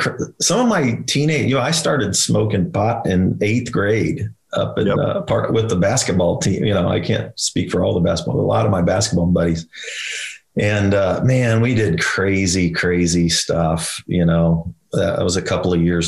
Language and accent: English; Prairie Village, Kansas, United States; also born or lived in Wichita, Kansas; I was born in Wichita, Kansas, and moved to Prairie Village when I was in kindergarten, first grade